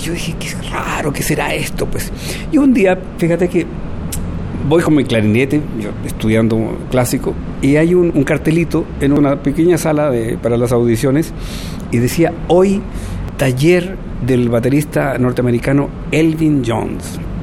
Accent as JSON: {"language": "Spanish", "country": "Chile", "tie": "born or raised there", "also_born_or_lived": "Lima, Peru / Barcelona, Spain / Paris, France / Cuba", "moved": "as an adult", "lives_now": "Xalapa, Mexico", "said": "Yo me fui de Chile el año 73"}